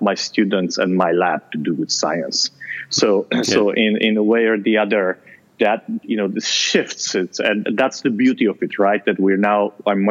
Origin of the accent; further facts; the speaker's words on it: Transylvania, Romania; moved away; I grew up in Transylvania